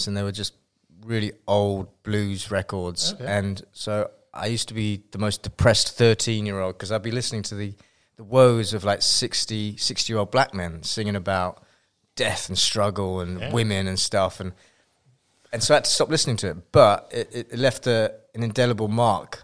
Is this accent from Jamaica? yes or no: no; London, United Kingdom; moved away as an adult; also born or lived in Guildford, Surrey; now in California, United States; I was born there and spent a couple of years there, and then the house burnt down. So then we moved to London, and then I was in London for a long time.